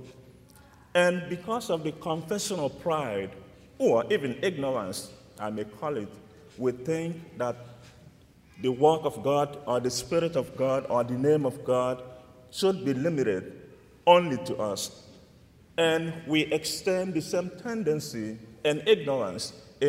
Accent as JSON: {"language": "English", "country": "Nigeria", "moved": "yes", "said": "I'm from Nigeria, and I grew up in a deep Catholic environment"}